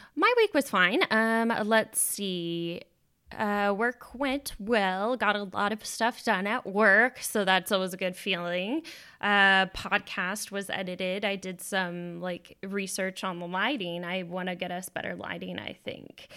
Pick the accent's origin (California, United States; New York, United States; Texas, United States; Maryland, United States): Texas, United States; now in Washington, United States; we're both from Texas